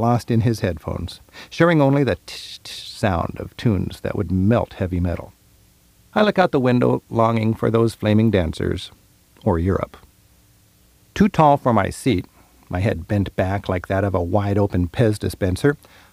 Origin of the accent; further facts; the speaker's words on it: Seattle, Washington, United States; I'm from Seattle